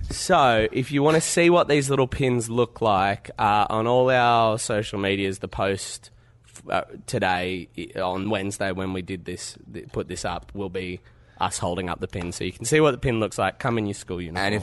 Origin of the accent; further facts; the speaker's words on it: Adelaide, South Australia, Australia; I'm from Adelaide. Why aren't you coming to Adelaide?